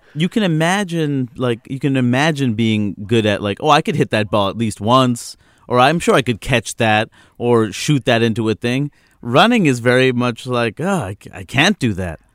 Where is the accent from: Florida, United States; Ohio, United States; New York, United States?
New York, United States; New York City; now in Seattle, United States; I grew up in New York City